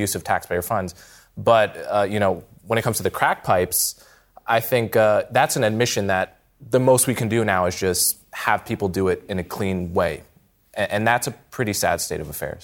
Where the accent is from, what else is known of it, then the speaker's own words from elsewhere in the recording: United States; as an American